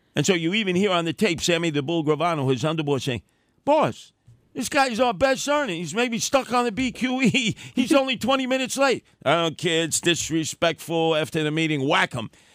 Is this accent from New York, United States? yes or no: yes; New York City, New York, United States; I grew up with in Canarsie